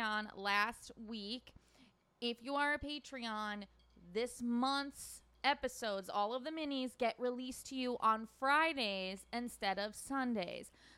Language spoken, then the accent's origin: English; Schenectady, New York, United States; my hometown of Schenectady.